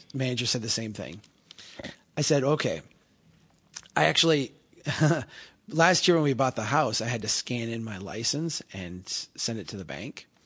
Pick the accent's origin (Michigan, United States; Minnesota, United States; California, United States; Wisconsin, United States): Minnesota, United States; Brainerd; as run down in the ways that Brainerd is run down and, uh, the opportunities in the way that my hometown has opportunities.